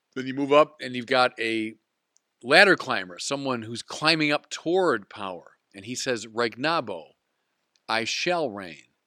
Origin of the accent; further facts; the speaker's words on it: United States; as an American of Irish descent